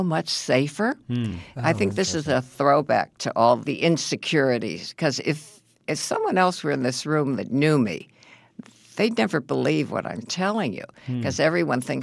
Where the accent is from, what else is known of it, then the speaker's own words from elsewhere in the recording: Chicago, Illinois, United States; I'm from Chicago